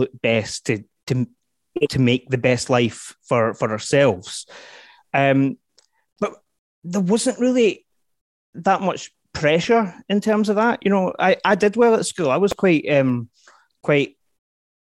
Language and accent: English; Glasgow, Scotland, United Kingdom; growing up in the East End of Glasgow